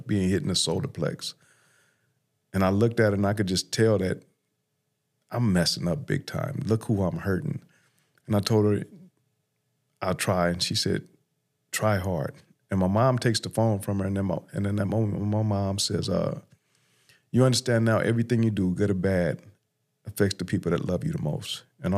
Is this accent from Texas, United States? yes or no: no; Los Angeles, California, United States; So I grew up in South LA or South Central, now known as South LA, in the 80s.